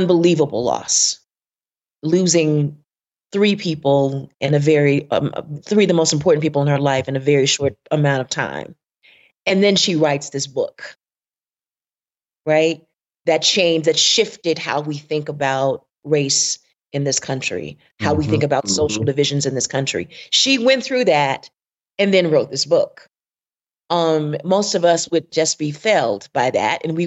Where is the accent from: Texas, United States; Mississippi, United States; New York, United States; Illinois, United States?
Mississippi, United States; Southwest; I am from the rural South. I am from Southwest Mississippi